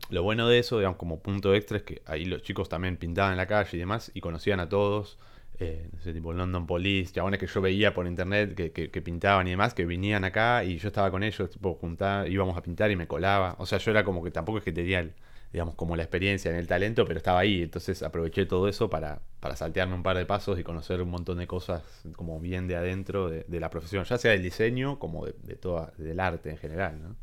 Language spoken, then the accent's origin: Spanish; La Plata, Buenos Aires Province, Argentina; moved away as an adult; now in Buenos Aires, Argentina; yo soy de, de Citibel, de La Plata